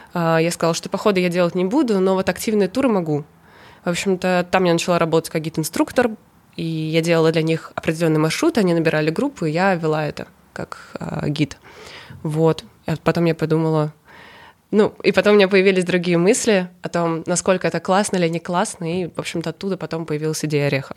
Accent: Kazan, Tatarstan, Russia; moved away as an adult; also born or lived in Saint Petersburg; Я из Казани, но 18 лет я переехала в Петербург

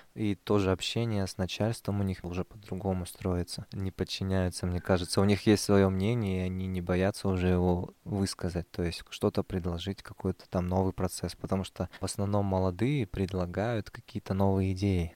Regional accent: Oskemen, East Kazakhstan Region, Kazakhstan; now in Pavlodar, Kazakhstan; Я вырос в Каменогорске, там, в поселке

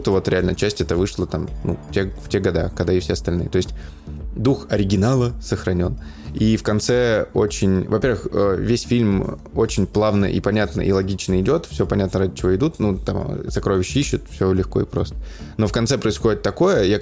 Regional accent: Voronezh, Voronezh Oblast, Russia; Я из Воронежа, брат.

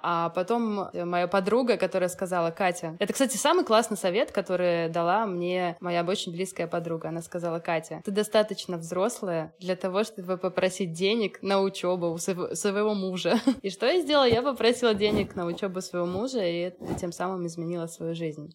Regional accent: Minsk, Belarus; moved away as an adult; also born or lived in Moscow; Раньше я работала в Минске. Я из Минска, из Беларуси.

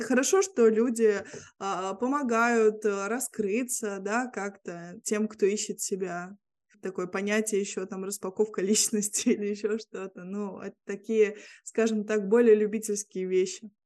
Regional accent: Vilnius, Vilnius County, Lithuania; first language Russian; я живу в Вильнюсе, в Литве, а, здесь родилась

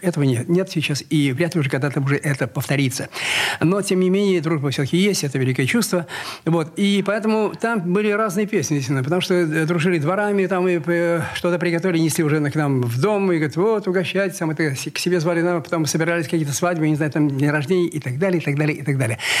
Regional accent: Kazan, Tatarstan, Russia; now in Saint Petersburg, Russia; Я родился в Казани

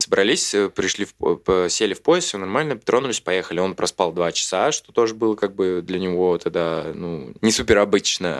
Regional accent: Smolensk, Smolensk Oblast, Russia; now in Moscow, Russia; города Смоленска, откуда я родом, и вся моя семья, соответственно.

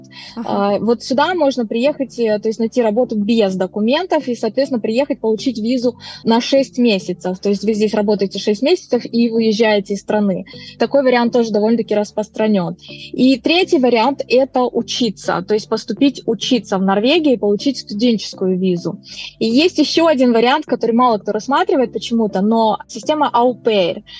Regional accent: Moldova; moved away as an adult; now in Norway; Я сама из Молдавии

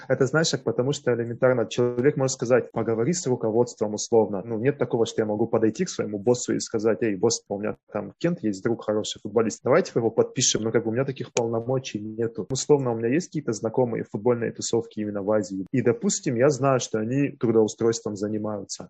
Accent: Russia; moved away as an adult; also born or lived in Mongolia; now in Taiwan; я из России

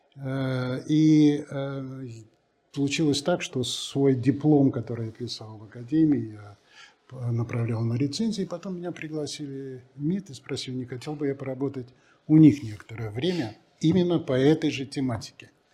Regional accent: Russia; also born or lived in United States / Belgium; у нас страна настолько интересная, настолько огромная, настолько разнообразная

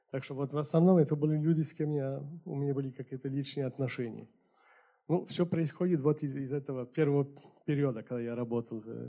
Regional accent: Paris, Île-de-France, France; born there; так что я уже родился в Париже.

